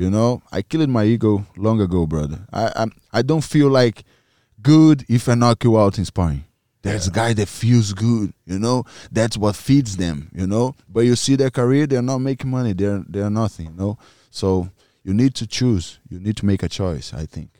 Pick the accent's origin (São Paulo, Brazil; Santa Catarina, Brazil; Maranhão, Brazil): Maranhão, Brazil; English is a second language; moved away; My family lives in in Maranhão, in my hometown